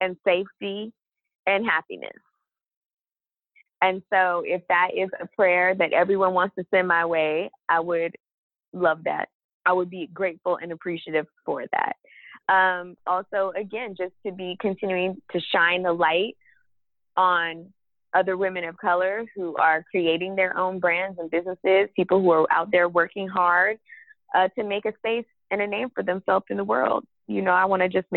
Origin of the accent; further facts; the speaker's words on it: Texas, United States; I grew up in Texas during the 90s